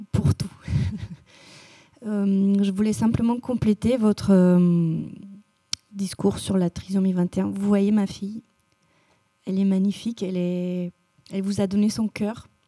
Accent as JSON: {"language": "French", "region": "Bucharest", "country": "Romania", "tie": "born or raised there", "moved": "yes", "lives_now": "France", "said": "Je, suis née à Bucarest, j'ai grandi là-bas et euh, voilà, je suis roumaine"}